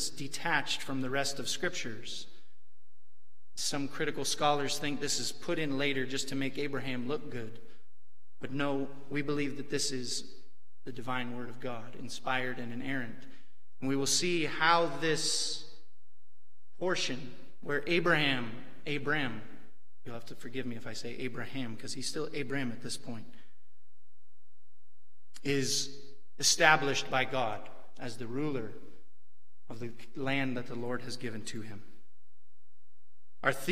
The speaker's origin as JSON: {"language": "English", "region": "Western Washington", "country": "United States", "tie": "born or raised there", "said": "when I was growing up in Western Washington, I grew up in a dairy farming community"}